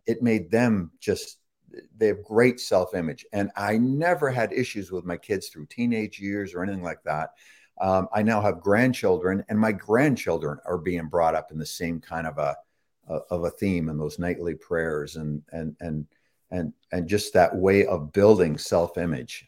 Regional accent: Toronto, Ontario, Canada; also born or lived in England / Chicago; I was born and raised in Toronto, Toronto, uh, Canada, uh, on, Ontario, just north of, uh, Lake Ontario there

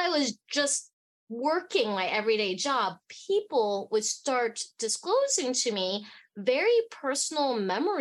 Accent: Fairbanks, Alaska, United States; also born or lived in Hong Kong; I was born in Hong Kong and I grew up in Fairbanks, Alaska

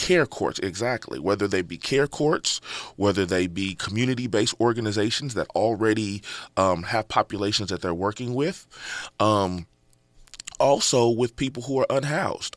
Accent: Inglewood, California, United States; Born and raised in Inglewood, California

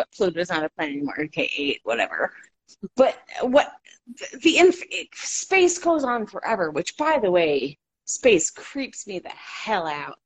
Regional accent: Florida, United States; moved away; I live in the desert. I grew up in Florida too

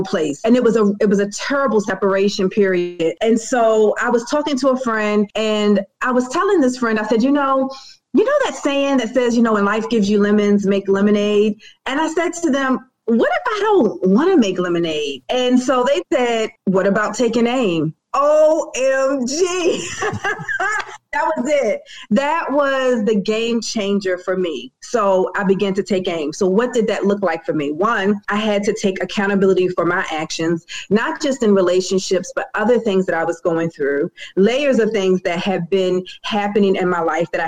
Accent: Baltimore, Maryland, United States; I am from Bmore, born and raised

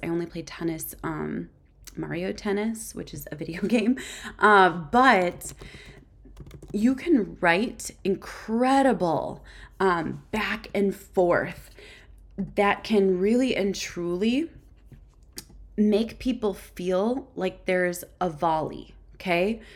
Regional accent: Minnesota, United States; I'm actually born and raised in Minnesota, and believe it or not, I'm a lifer

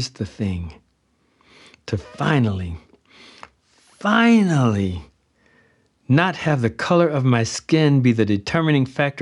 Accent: United States; I'm coming from America

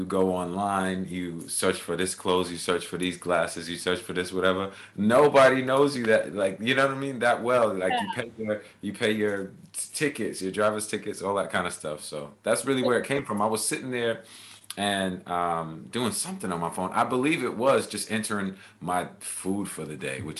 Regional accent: Baldwin, New York, United States; moved away as an adult; also born or lived in Manhattan, Kansas / Germany / Jersey City, New Jersey; now in Los Angeles, United States; I grew up in a little place called Baldwin, Long Island

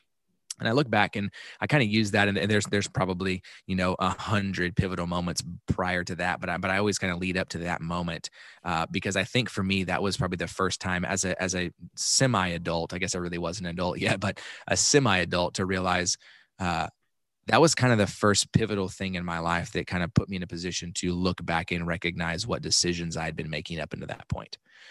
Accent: Dallas, Texas, United States; also born or lived in Kansas; And so I was born in Kansas, but I only lived there for like 2 weeks, and then I moved back to Dallas.

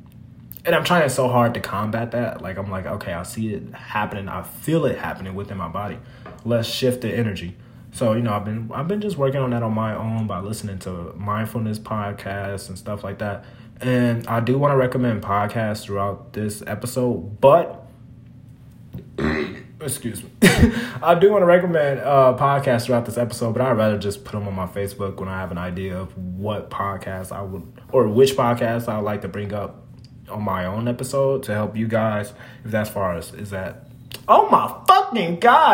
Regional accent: Minnesota, United States; moved away as an adult; now in Las Vegas, United States; As a Minnesotan, I just moved from Minnesota in May

